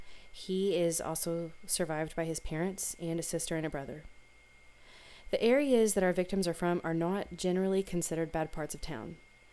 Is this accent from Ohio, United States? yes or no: no; Louisville, Kentucky, United States; moved away; my hometown of Louisville, Kentucky, or Louisville to some. As I've mentioned before, I was born there, grew up in the suburbs.